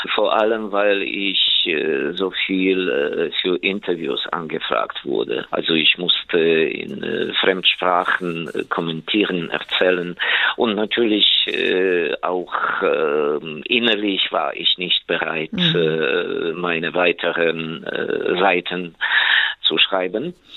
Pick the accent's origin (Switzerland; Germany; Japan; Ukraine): Ukraine; meiner Heimat, in der Ukraine